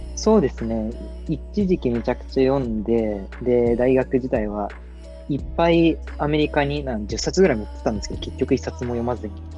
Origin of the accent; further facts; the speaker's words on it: Yokohama, Kanagawa, Japan; 僕は、えっと、横浜生まれ横浜育ちなんですけど